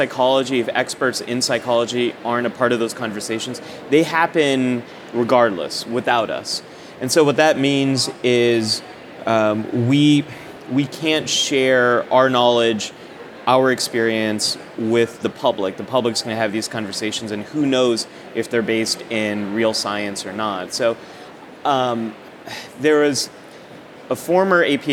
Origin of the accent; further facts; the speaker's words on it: the Bay Area, California, United States; I grew up in the Bay Area and went to community college out there in Cupertino, California.